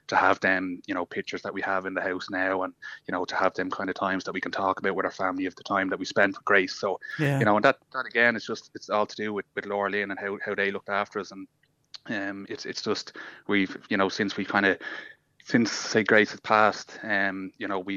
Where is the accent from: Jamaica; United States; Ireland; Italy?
Ireland; Dublin, Leinster; we're only from Blanchardstown